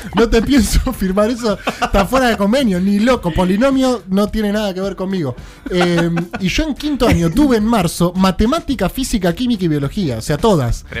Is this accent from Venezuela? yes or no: no; Victoria, Buenos Aires Province, Argentina; cuando era chico, vivía en Victoria, eh, zona norte de la provincia de Buenos Aires